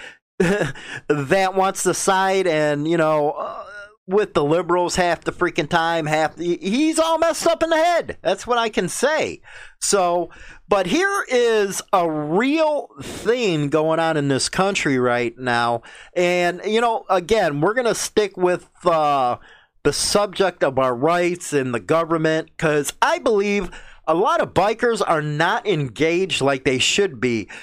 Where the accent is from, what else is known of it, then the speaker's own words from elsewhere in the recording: Chicago, Illinois, United States; growing up in Chicago.